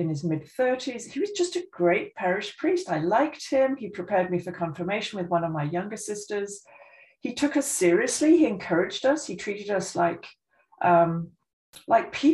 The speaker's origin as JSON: {"language": "English", "town": "Oving", "region": "South East England", "country": "United Kingdom", "tie": "born or raised there", "also_born_or_lived": "Scotland / Aylesbury / Montreal, Canada", "moved": "as an adult", "said": "I grew up in a tiny little village you will never have heard of called Oving, in Buckinghamshire"}